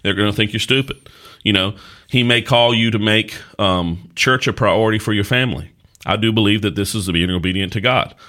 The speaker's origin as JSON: {"language": "English", "area": "Caswell County", "region": "North Carolina", "country": "United States", "tie": "born or raised there", "also_born_or_lived": "Danville, Virginia", "said": "I was born and raised in Caswell County, North Carolina"}